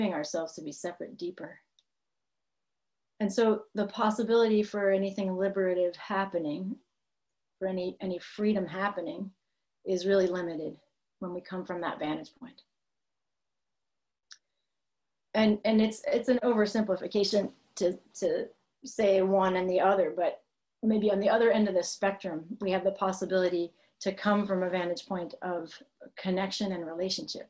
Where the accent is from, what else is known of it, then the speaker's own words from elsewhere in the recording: Massachusetts, United States; moved away as an adult; now in California, United States; I was raised in the Northeast in Massachusetts